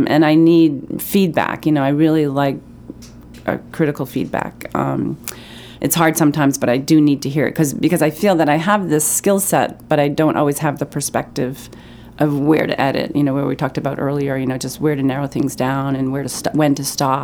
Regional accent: Pittsfield, Maine, United States; I grew up in Pittsfield, Maine, and my parents still live there.

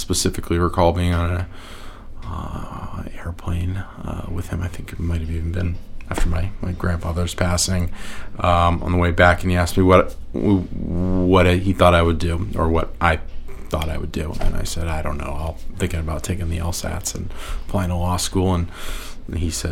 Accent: Newton, Massachusetts, United States; moved away; also born or lived in Cape Cod, Massachusetts / Lewiston, Maine; raised in the Boston area, Newton, Massachusetts

